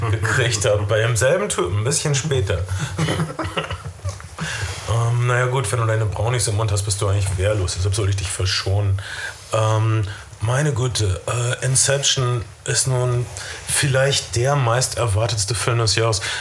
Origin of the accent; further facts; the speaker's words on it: North Rhine-Westphalia, Germany; Das also ist egal, aber ich komme aus Ostwestfalen